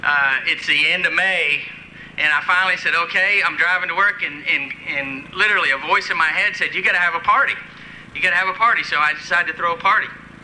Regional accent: Texas, United States; I'm from Texas.

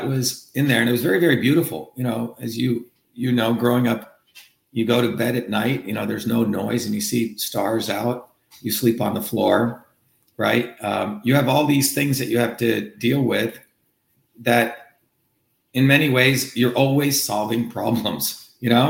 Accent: Mumbai, Maharashtra, India; also born or lived in South India village; now in United States; when I grew up as a child, and I was born in India, and I had these two worlds, you know, the world of Bombay

